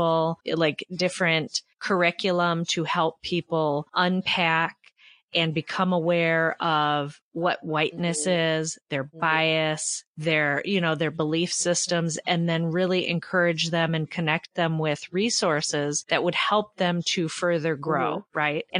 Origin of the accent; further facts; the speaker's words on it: Michigan, United States; You probably hear, I'm from Michigan, so we weren't really a part